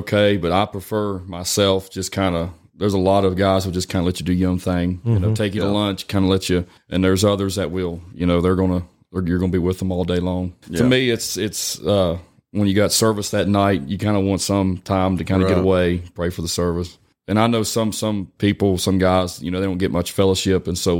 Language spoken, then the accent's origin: English; West Virginia, United States; I'm from West Virginia.